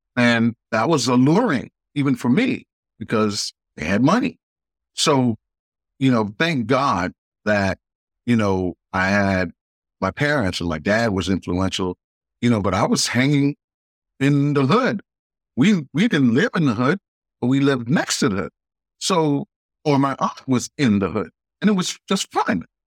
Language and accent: English; New York City, New York, United States; moved away; I was born in Queens, New York